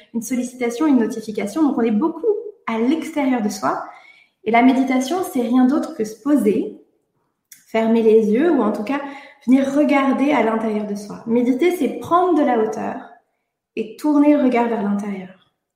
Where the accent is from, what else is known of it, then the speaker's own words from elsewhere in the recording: Brittany, France; je suis bretonne comme toi